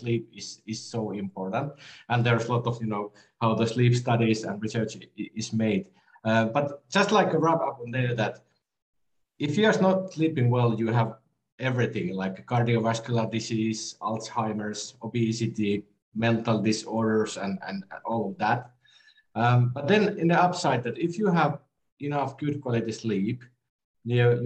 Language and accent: English; Finland; I'm from Finland